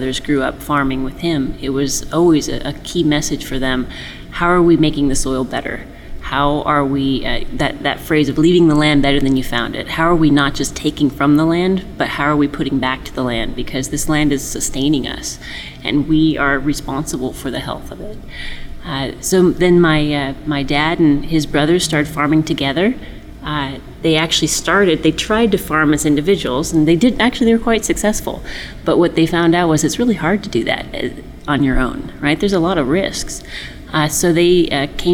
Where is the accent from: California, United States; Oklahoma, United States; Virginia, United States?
California, United States; Chico; we grew up in Chico, and we didn't grow up in Richvale